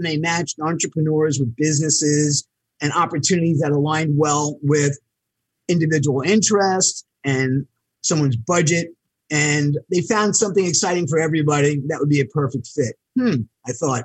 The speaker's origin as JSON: {"language": "English", "town": "New York City", "region": "New York", "country": "United States", "tie": "born or raised there", "also_born_or_lived": "Buffalo", "said": "I grew up in New York City in Queens on an eastern tip called Floral Park"}